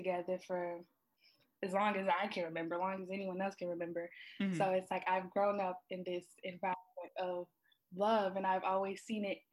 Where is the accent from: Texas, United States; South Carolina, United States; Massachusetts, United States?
South Carolina, United States; I'm from South Carolina, little small town where it's like everyone knows everyone